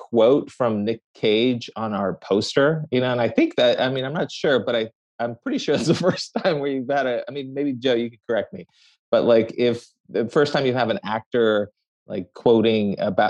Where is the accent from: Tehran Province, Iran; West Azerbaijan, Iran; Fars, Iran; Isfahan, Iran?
Tehran Province, Iran; Tehran; born there; So, I mean, look, I was born in Tehran, Iran.